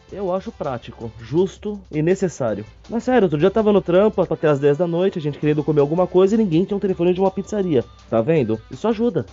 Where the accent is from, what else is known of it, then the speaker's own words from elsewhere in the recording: São Paulo, Brazil; Eu, como bom paulistano que sou